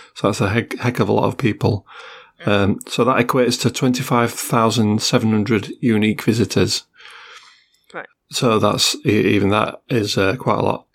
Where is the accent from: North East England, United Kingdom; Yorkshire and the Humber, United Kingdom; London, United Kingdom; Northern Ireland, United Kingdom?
Yorkshire and the Humber, United Kingdom; Sheffield; I am from Sheffield after all. I'm a Yorkshireman